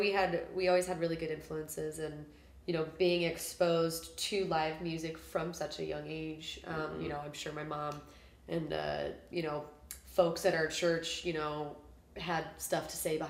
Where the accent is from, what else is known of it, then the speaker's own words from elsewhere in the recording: Omaha, Nebraska, United States; now in Kansas City, United States; Yeah, I'm from Omaha, Nebraska